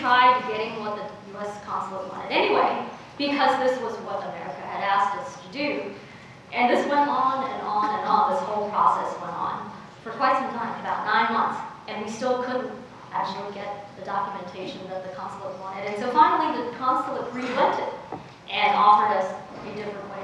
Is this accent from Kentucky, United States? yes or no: no; Oakland, California, United States; also born or lived in China; I showed up in inner city Oakland when I was 10 years old. My parents had applied to immigrate to the United States from China